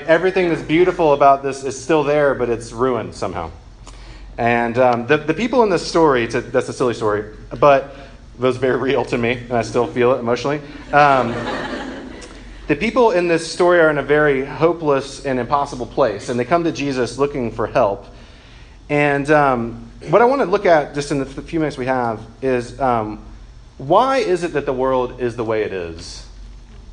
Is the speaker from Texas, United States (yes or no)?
no; Macon, Georgia, United States; I was raised by my mom, just me and my mom. And I'm from Macon, Georgia